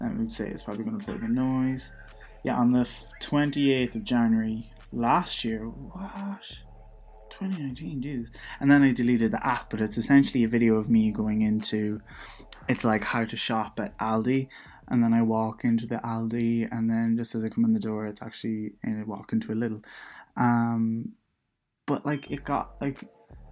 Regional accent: Donegal, Ulster, Ireland; I'm from Donegal

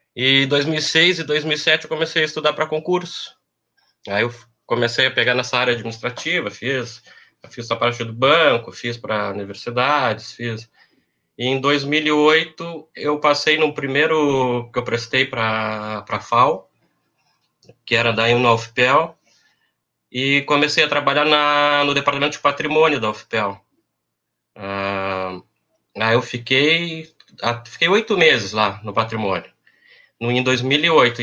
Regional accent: Pelotas, Rio Grande do Sul, Brazil; also born or lived in Porto Alegre; eu sou de Pelotas, né? Sou da década de, de 80. Uh, é, fiz meu primeiro grau no, no Gonzaga

